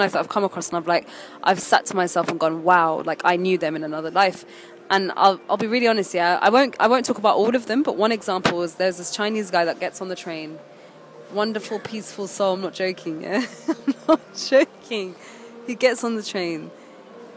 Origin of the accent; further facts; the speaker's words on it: United Kingdom; also born or lived in Egypt; I'm a British Egyptian